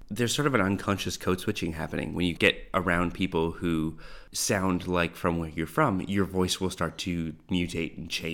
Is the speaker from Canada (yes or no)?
yes; Canada; moved away as an adult; now in Australia; they find out I'm Canadian. I'm like, I don't care. I'm not 22 anymore.